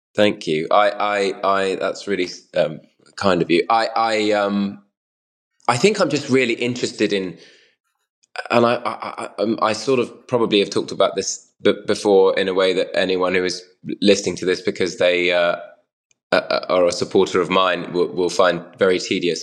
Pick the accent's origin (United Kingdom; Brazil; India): United Kingdom; I'm British